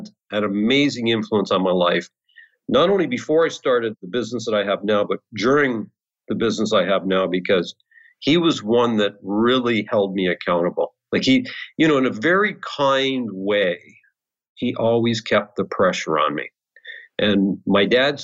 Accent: Peterborough, Ontario, Canada; I was born and raised in Peterborough, Ontario

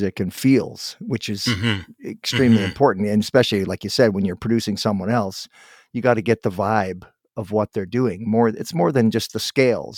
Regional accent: Guelph, Ontario, Canada; I'm from Guelph. Actually, I was born in Guelph

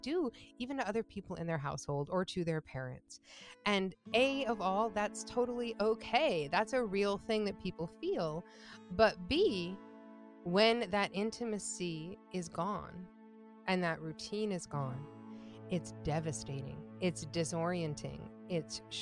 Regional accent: Ann Arbor, Michigan, United States; also born or lived in Interlochen, Michigan; I was born and raised in Ann Arbor, Michigan.

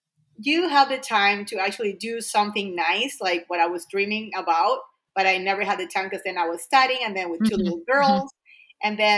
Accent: Venezuela; moved away as an adult; also born or lived in New Mexico, United States / Boston, United States; now in United States; And then I was living in Venezuela. I'm from Venezuela.

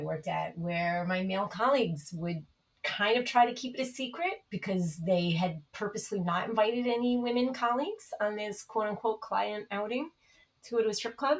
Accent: New York City, New York, United States; I grew up in the Bronx

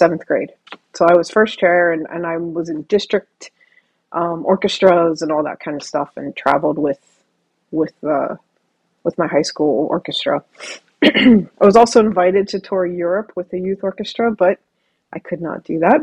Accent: Ohio, United States; moved away; also born or lived in Vancouver; So where I am physically is in Vancouver, in the Great White North. And I am from Ohio

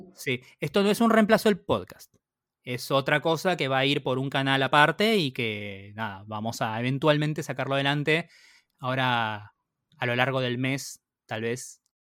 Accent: Argentina; como argentino y como latinoamericano

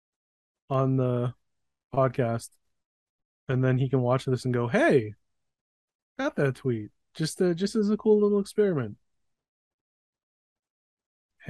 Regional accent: Canada; I'm Canadian

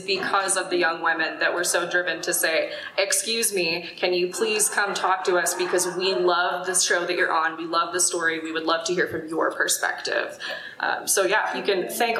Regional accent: Oklahoma, United States; I'm from Oklahoma

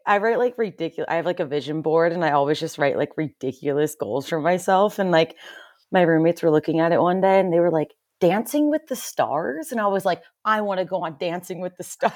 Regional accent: Pennsylvania, United States; now in Salt Lake City, United States; I lived, I grew up in Pennsylvania, kind of middle of nowhere, Amish country

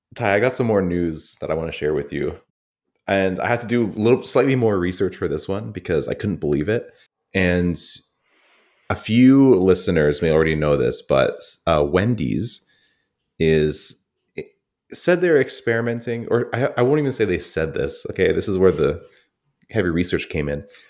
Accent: Canada; I'm so detached from Canadian anything

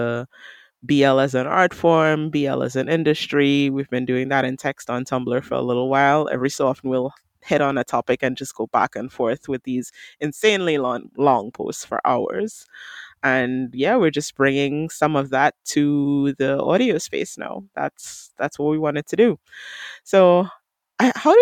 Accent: Trinidad & Tobago; I'm from Trinidad and Tobago.

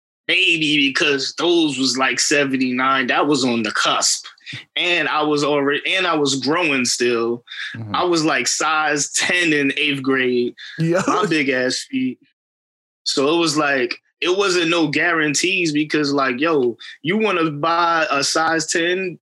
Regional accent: Queens, New York, United States; No, nah, I'm from Queens.

